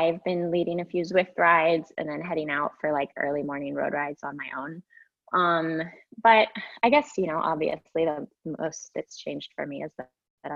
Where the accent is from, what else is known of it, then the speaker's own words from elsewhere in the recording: Oakland, California, United States; also born or lived in San Francisco; now in Santa Barbara, United States; I grew up in the Bay Area. I'm from Oakland